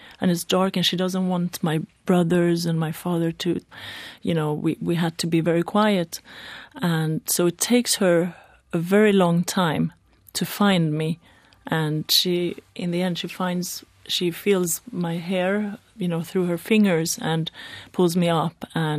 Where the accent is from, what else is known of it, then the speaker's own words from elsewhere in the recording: Iran; born there; English is a second language; I'm not Swedish, as you can see. I was born in Iran, basically straight into the revolution.